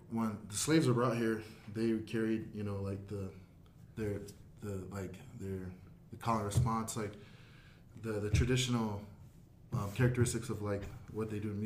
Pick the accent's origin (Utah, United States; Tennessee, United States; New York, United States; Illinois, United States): Utah, United States; West Valley City; also born or lived in Salt Lake City, Utah; now in Taylorsville, United States; I was raised in West Valley. Born in Salt Lake, and I live in Taylorsville.